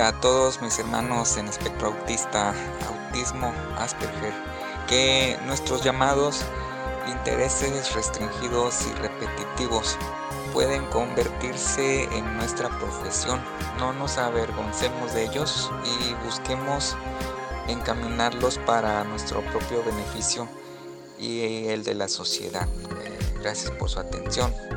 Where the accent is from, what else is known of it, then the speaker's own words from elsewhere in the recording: Acapulco, Guerrero, Mexico; de Acapulco, México